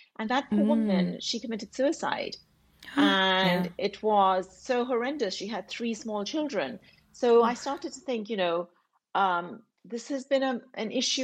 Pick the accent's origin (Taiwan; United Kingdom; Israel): United Kingdom; England; a British Pakistani woman myself, growing up in England